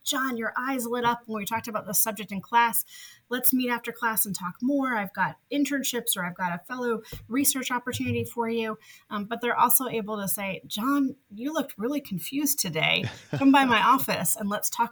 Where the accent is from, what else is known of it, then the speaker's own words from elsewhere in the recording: New Jersey, United States; moved away as an adult; also born or lived in North Carolina; now in Memphis, United States; I grew up in New Jersey, just a train ride away from New York.